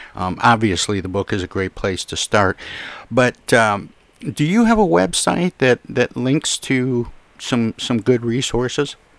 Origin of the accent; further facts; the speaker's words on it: Midwest, United States; I grew up in the Midwest